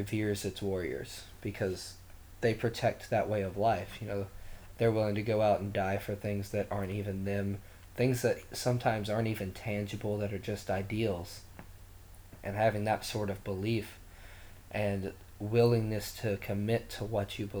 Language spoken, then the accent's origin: English; Eastern Kentucky, United States; I come from Eastern Kentucky